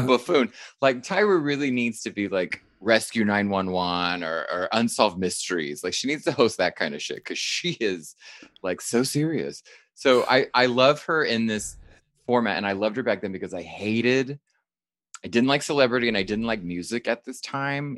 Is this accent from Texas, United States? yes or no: yes; Texas, United States; moved away; I'm from Texas